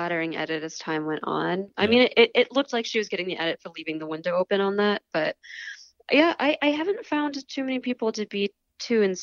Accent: the South, United States; I'm from the South

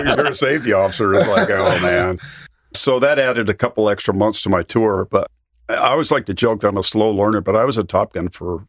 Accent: Colorado, United States; born or raised there; also born or lived in San Diego, California

